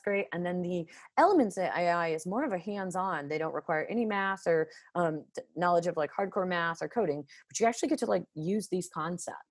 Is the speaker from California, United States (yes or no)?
no; Las Vegas, Nevada, United States; I come from Las Vegas